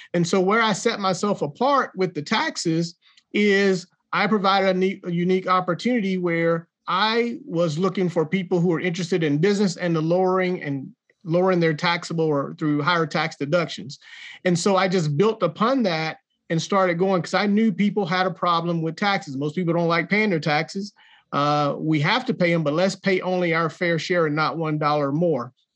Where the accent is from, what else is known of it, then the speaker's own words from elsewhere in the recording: Jacksonville, North Carolina, United States; accent: country; you probably tell by my accent, I'm a country boy from Jacksonville, North Carolina